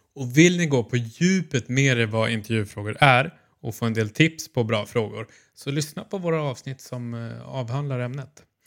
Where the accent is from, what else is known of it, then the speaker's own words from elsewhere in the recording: Stockholm, Stockholm County, Sweden; now in Malmö, Sweden; jag som är stockholmare men bor i Malmö